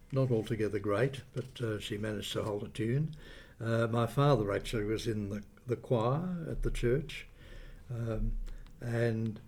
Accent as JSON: {"language": "English", "town": "Camperdown", "region": "Victoria", "country": "Australia", "tie": "born or raised there", "also_born_or_lived": "Geelong, Victoria", "moved": "as an adult", "lives_now": "Sydney, Australia", "said": "I was born in Camperdown in Western Victoria"}